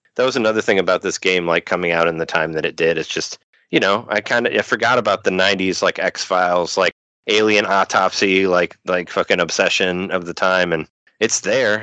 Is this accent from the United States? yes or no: yes; Illinois, United States; I'm from Illinois